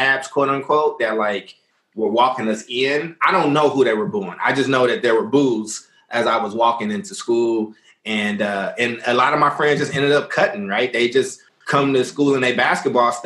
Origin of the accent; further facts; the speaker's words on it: Oakland, California, United States; I grew up here in Oakland